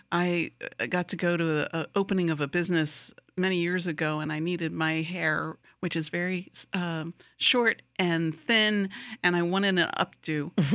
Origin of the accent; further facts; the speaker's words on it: Wilmington, Delaware, United States; now in Lakeland, United States; I grew up in Wilmington, Delaware